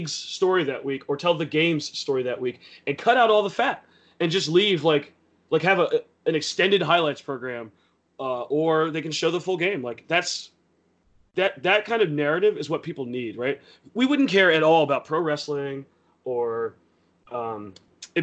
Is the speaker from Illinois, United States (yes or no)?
no; Philadelphia, Pennsylvania, United States; As a Philadelphian